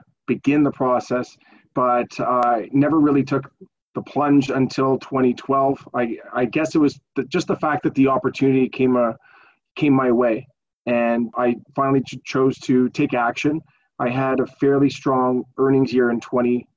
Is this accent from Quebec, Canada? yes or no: yes; Montreal, Quebec, Canada; I'm born and raised in Montreal.